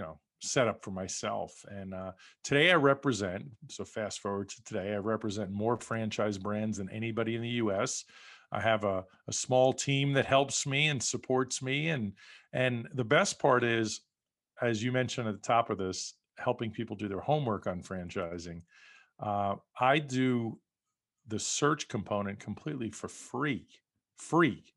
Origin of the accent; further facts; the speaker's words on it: New York, United States; moved away as an adult; also born or lived in West Coast; now in Las Vegas, United States; I grew up in New York